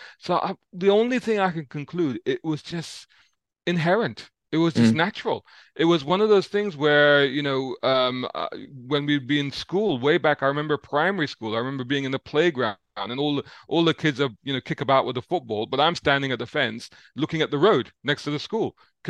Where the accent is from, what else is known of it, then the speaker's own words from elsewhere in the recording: London, United Kingdom; I grew up in Islington in central London, and near Central Street. So it's sort of between Barbican and Moorgate, around that area.